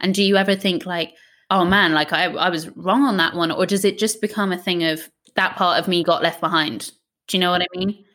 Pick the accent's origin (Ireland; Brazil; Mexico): Ireland; I grew up in Ireland.